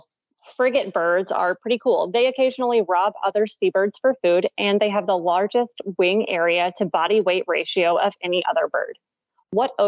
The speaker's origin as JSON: {"language": "English", "town": "Clarksville", "region": "Tennessee", "country": "United States", "tie": "born or raised there", "said": "My hometown of Clarksville, Tennessee"}